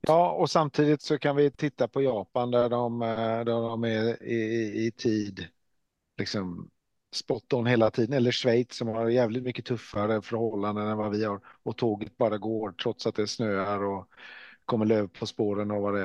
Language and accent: Swedish; Norway; jag är ju norrman